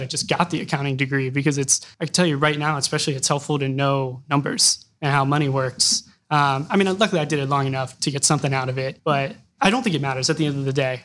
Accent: Columbus, Ohio, United States; also born or lived in Manchester / California; I grew up on the, the Southwest side in the hilltop area

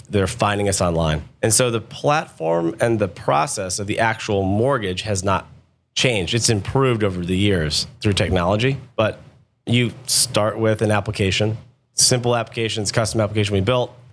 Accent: Akron, Ohio, United States; also born or lived in Columbus, Ohio; I grew up in Akron, Ohio, a town called Silver Lake

